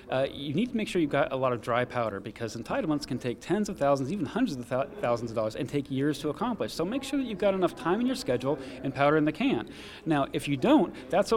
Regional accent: Southwest Florida, United States; I'm from Southwest Florida

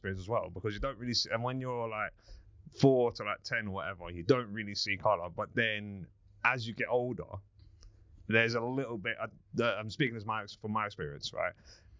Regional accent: Cricklewood, London, United Kingdom; I grew up in Charles Hill, Cricklewood.

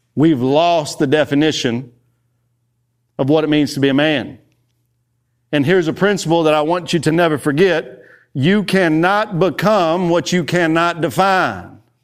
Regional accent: Texas, United States; I am from Texas.

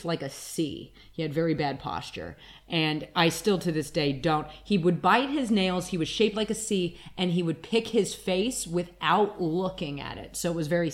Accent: Reno, Nevada, United States; now in New York, United States; I'm not from New York, I am from Reno

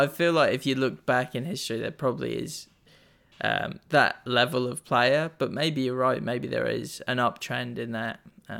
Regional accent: England, United Kingdom; So, I don't know if that's growing up in England. I don't really get that.

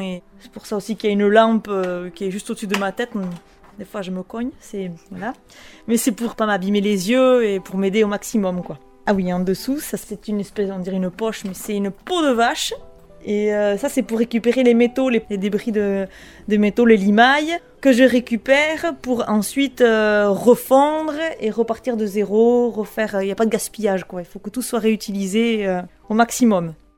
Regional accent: Bunus, Nouvelle-Aquitaine, France; also born or lived in Baigorri; je suis euh, de Bunus et j'ai monté euh, mon atelier de bijouterie joaillerie à Baigori

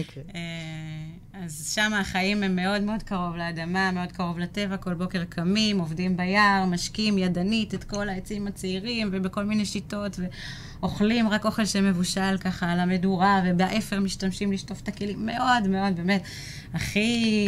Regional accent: Rehovot, Central District, Israel; also born or lived in Tel Aviv; now in Kfar Aviv, Israel; ילידת רחובות

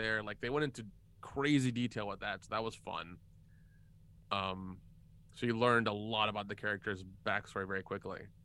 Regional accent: the South, United States; I grew up in the South

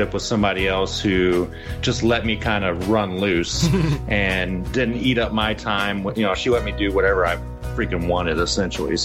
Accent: Cape Girardeau, Missouri, United States; moved away as an adult; also born or lived in St. Louis, Missouri; I moved from St. Louis back to my hometown in Missouri, and in 2019, and opened up a restaurant down here in Cape Girardeau, Missouri.

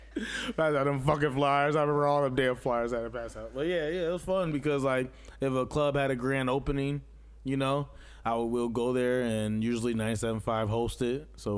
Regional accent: United States; also born or lived in Rockford, Illinois / Dubuque, Iowa / Las Vegas, Nevada; I was born in Rockford and raised in Aquas City, Downport, East Moline area, Silvers area.

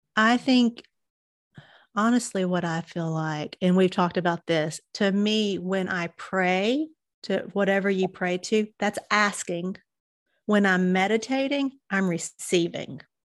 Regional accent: Southern United States, United States; accent: Southern; now in Chattanooga, United States; you can tell by my accent, I'm a Southern girl.

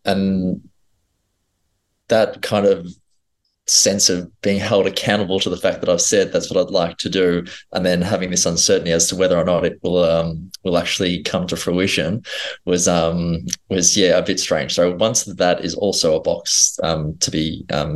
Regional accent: Melbourne, Victoria, Australia; grew up in Strathmore.

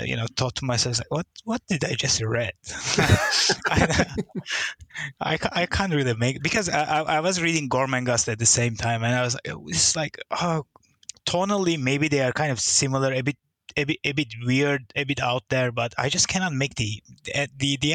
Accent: Turkey; now in Singapore; I'm originally from Turkey, and I moved to Singapore about 20 years ago, 21 now.

